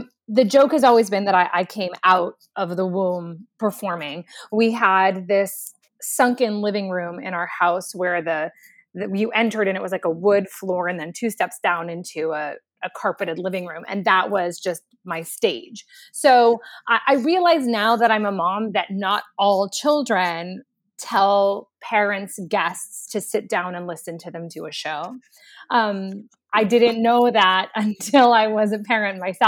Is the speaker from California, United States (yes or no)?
yes; Los Angeles, California, United States; I was born and raised in Los Angeles, California